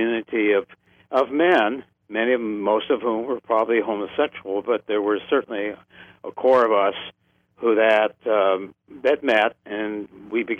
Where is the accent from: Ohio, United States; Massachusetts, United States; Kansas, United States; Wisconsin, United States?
Ohio, United States; Creston; I grew up in Ohio, where my family's been for 200 years